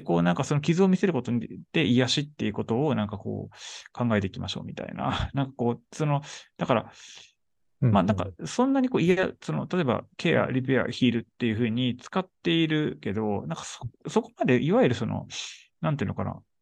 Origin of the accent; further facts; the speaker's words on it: Shizuoka, Japan; moved away; 僕静岡出身